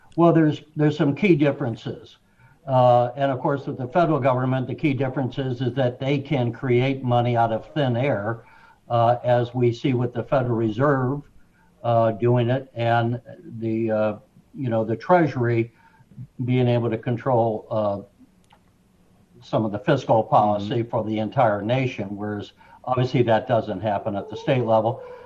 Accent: St. Louis, Missouri, United States; now in Illinois, United States; I grew up in St. Louis

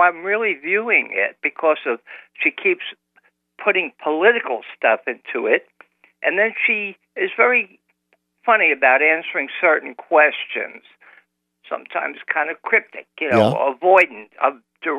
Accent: United States; as an American.

